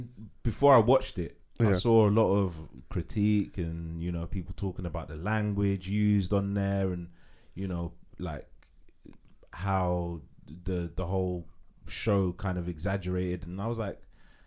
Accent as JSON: {"language": "English", "country": "United States", "tie": "born or raised there", "said": "but like growing up in the States, yeah, like you see like a lot of things."}